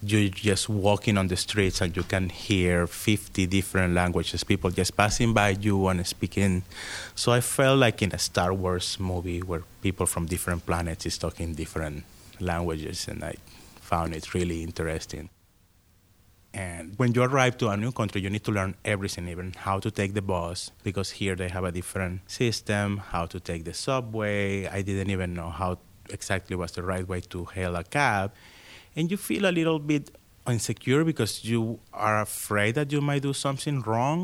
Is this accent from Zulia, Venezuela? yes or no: yes; Maracaibo, Zulia, Venezuela; English is a second language; moved away as an adult; now in Pittsburgh, United States; I am from Maracaibo, Venezuela. I was born in the 70s, and I moved to the United States in 1999.